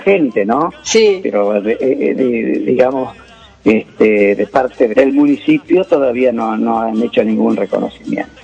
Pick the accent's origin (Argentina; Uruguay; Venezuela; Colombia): Argentina; Joaquín V. González, Salta; moved away; also born or lived in Buenos Aires / Manacor; se llama Joaquín B. González, mi pueblo, donde yo he nacido, allá en la provincia de Salta